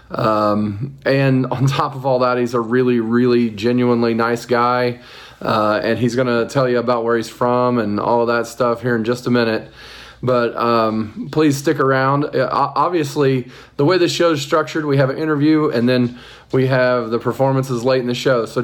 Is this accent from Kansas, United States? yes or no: no; North Vernon, Indiana, United States; down southern Indiana. Yeah, North Vernon, Indiana.